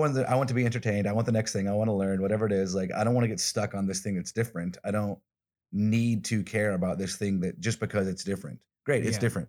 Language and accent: English; Alabama, United States; I'm from the South, I'm from Alabama